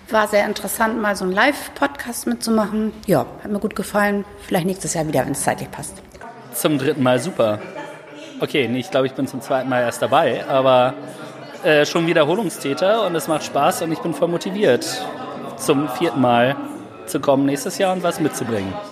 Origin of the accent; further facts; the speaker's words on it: Regensburg, Bavaria, Germany; bisschen weiter Anreiseweg, wir kommen aus Regensburg.